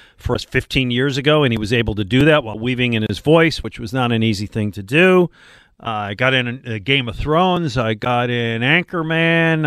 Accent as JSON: {"language": "English", "town": "Buffalo", "region": "New York", "country": "United States", "tie": "born or raised there", "also_born_or_lived": "Detroit", "moved": "as an adult", "lives_now": "Philadelphia, United States", "said": "I grew up in Buffalo"}